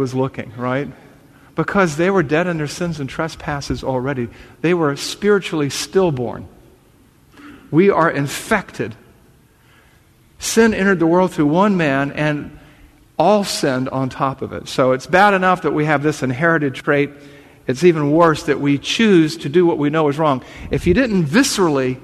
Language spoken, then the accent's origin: English; the South, United States; accent: Southern